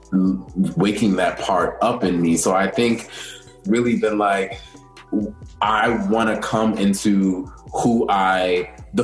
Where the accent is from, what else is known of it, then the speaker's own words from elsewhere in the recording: Maryland, United States; now in New York, United States; I'm originally from Maryland, like right outside of D.C. Maryland is home